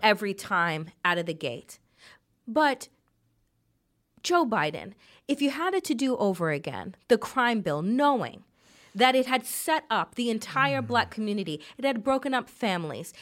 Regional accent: Jamaica; As a Jamaican

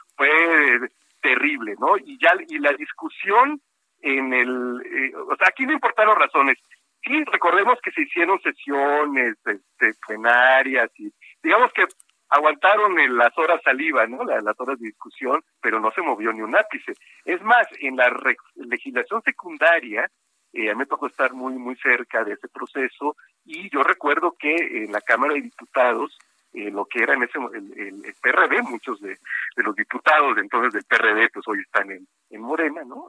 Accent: Coatzacoalcos, Veracruz, Mexico; moved away; allá eh, en mi pueblo

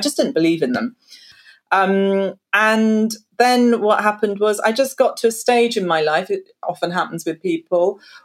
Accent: London, United Kingdom; I'm from South London originally

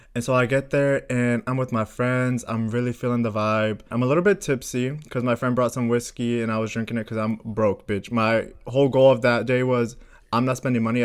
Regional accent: Florida, United States; now in Sweden; I'm from Florida

